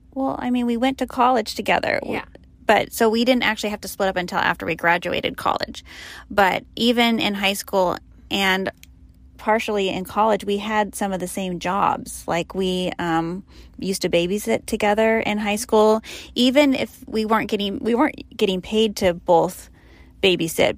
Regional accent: Sacramento, California, United States; moved away as an adult; where we grew up in the Sacramento area

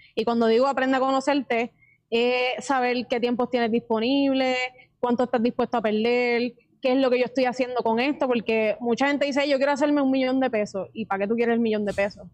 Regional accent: Puerto Rico; somos puertorriqueños

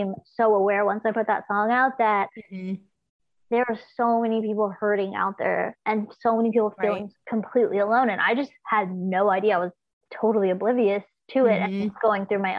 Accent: Los Angeles, California, United States; growing up in Los Angeles, there was just so like my dad would be going and doing like small blues gigs around

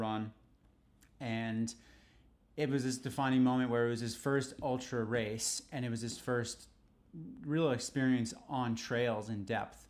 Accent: New York City, New York, United States; growing up in New York was the best, was the best experience ever

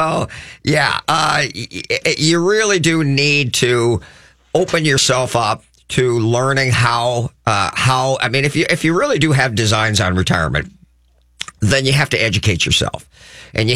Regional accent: Crookston, Minnesota, United States; I'm from a small town, or at least spent a lot of time growing up in Crookston, Minnesota

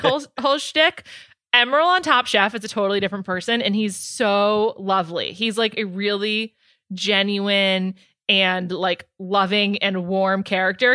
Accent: New York, United States; I'm from New York

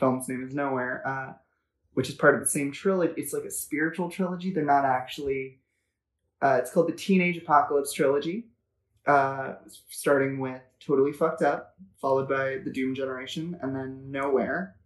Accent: Los Angeles, California, United States; I grew up in Los Angeles, and I grew up in Venice Beach

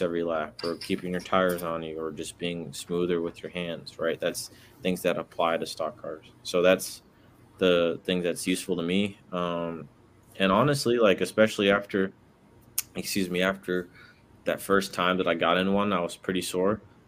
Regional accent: Brooklyn, New York, United States; also born or lived in Atlanta / Washington, D.C.; I was born in Atlanta, raised in Brooklyn, New York, and Washington, D.C.

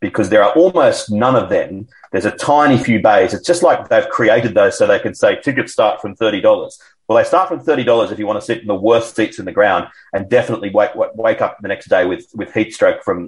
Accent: Sydney, New South Wales, Australia; born or raised there

